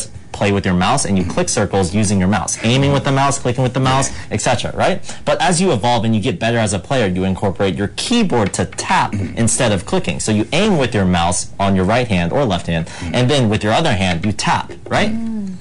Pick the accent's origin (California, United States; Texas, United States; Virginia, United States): Virginia, United States; moved away as an adult; now in Los Angeles, United States; I'm from the East Coast in a state called Virginia